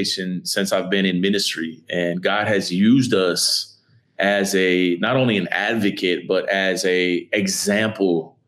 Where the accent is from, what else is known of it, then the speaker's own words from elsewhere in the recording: Miami, Florida, United States; I grew up in a melting pot of people in a city called Miami, Florida